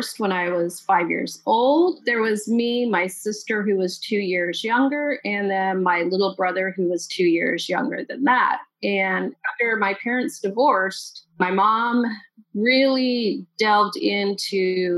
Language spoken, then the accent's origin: English; Utah, United States; also born or lived in Salt Lake City, Utah / St. George, Utah; We moved a lot, and I mean a lot. We moved all the time, all over the state of Utah.